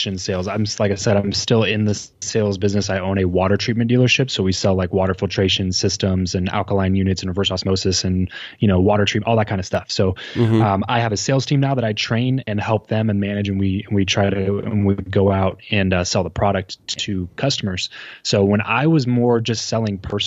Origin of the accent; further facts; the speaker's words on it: Southern California, United States; So I am from Southern California, grew up, born and raised here.